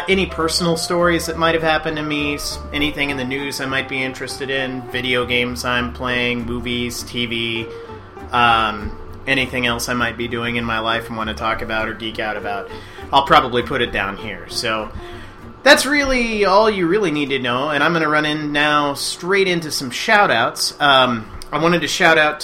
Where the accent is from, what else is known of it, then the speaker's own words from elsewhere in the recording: Indiana, United States; moved away as an adult; now in Minnesota, United States; I'm originally from Indiana. Those were my stomping grounds. That's where I grew up.